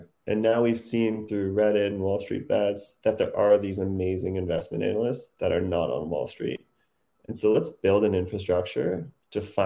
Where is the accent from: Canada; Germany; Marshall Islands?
Canada; moved away as an adult; now in New York, United States; I'm Canadian, and I moved to New York in 2008